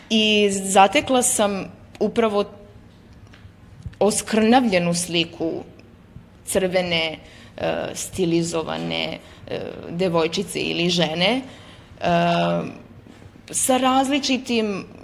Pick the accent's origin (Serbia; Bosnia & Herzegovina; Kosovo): Kosovo; Pristina; iz patrijarhalnog podneblja kao rođena sam u Prištini